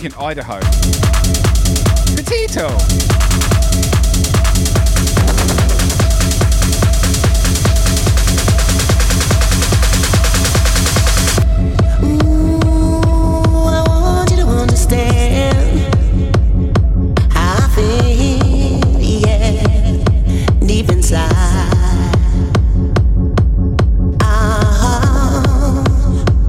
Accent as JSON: {"language": "English", "region": "England", "country": "United Kingdom", "moved": "yes", "lives_now": "Brisbane, Australia", "said": "I live in Australia, but I'm from England."}